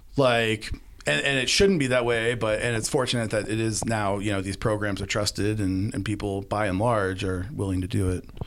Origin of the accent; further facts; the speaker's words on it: Arizona, United States; my home state of Arizona